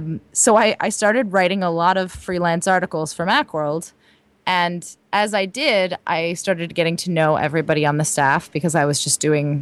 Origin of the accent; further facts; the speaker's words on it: California, United States; I'm from the West Coast, actually, from Southern California.